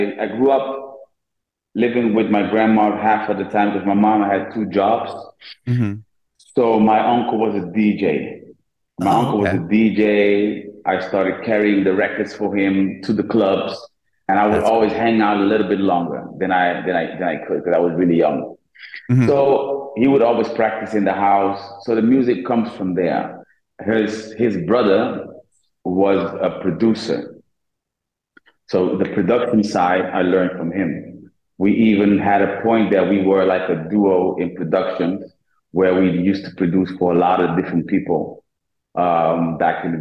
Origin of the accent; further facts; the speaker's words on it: Netherlands; I was born in Holland. Parents are from Cape Verde